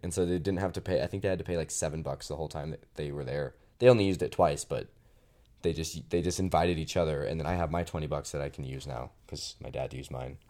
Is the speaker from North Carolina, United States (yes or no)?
no; Phoenix, Arizona, United States; moved away as an adult; also born or lived in Utah; back in Phoenix where I live in, in the south va, south of the valley